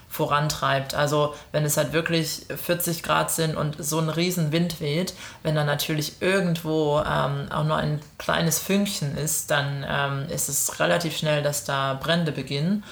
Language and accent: German; Germany; now in Melbourne, Australia; für uns als, als Deutsche